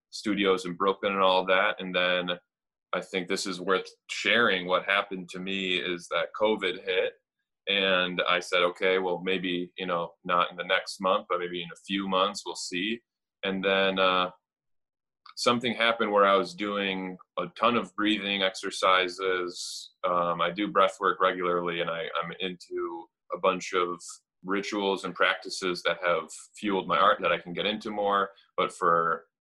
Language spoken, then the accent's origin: English; Madison, Wisconsin, United States; also born or lived in Romania / San Francisco / Milwaukee / Green Bay; I was raised in San Francisco and Milwaukee and then Green Bay and then finally in second grade we landed in Madison. So I was like essentially for all intensive purposes raised in Madison.